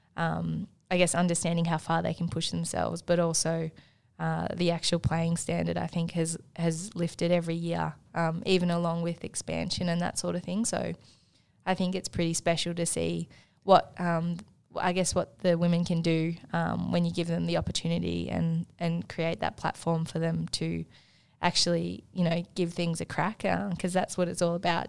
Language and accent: English; Markwood, Victoria, Australia; I'm actually from a town in between Wangaratta and Myrtleford called Markwood, um, which is so small. Um, it has a tennis court that's overgrown. It used to have a primary school that's now shut down, um, which I went to.